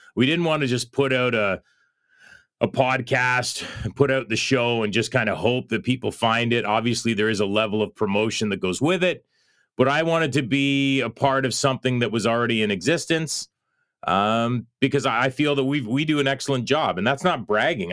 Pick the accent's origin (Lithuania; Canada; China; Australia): Canada; As a Canadian